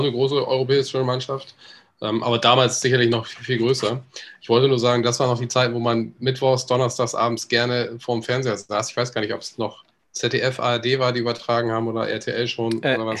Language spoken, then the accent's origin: German; Northern Germany, Germany; ich bin Norddeutscher